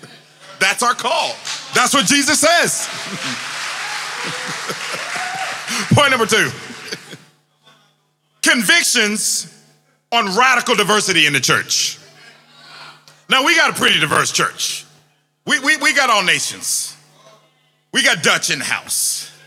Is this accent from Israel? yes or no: no; Jamaica; I'm from Jamaica. I'm from the Caribbean. I can talk ackee and saltfish, but I can't talk pie and mash.